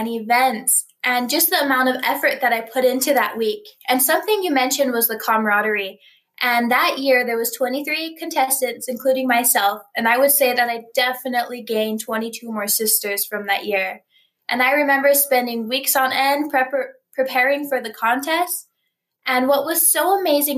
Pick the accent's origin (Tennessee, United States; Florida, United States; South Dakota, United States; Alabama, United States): South Dakota, United States; Rosebud Reservation; I come from Old Ring Thunder on the Rosebud Reservation of South Dakota